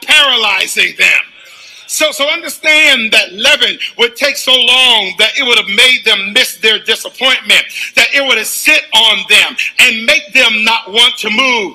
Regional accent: the South, United States; as a Southerner

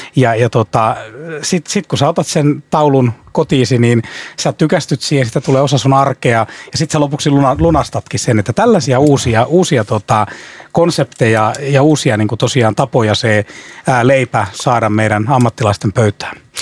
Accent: Ostrobothnia, Finland; tuun Pohjanmaalta

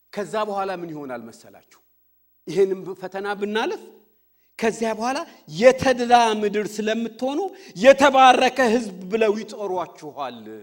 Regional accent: Fiche, Oromia, Ethiopia; moved away; እኛ ድሮ ልጆች ሆነን ፍቼ ቀይ ሰፈራችን

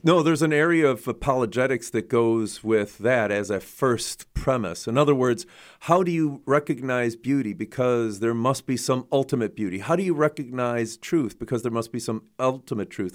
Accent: Chicago, Illinois, United States; I grew up in Chicago too

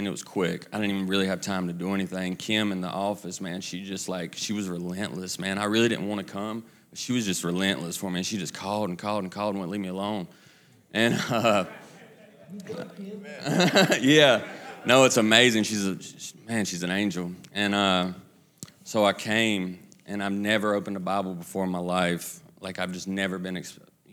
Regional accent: Kannapolis, North Carolina, United States; I'm from Kannapolis, right outside of Charlotte

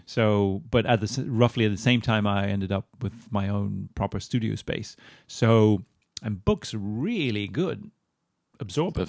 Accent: Moscow, Russia; moved away; also born or lived in Sweden; I grew up in Moscow

